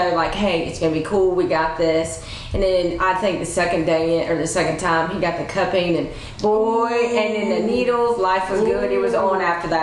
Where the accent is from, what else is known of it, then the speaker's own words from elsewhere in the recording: Huntsville, Alabama, United States; now in West Tennessee, United States; I'm from Huntsville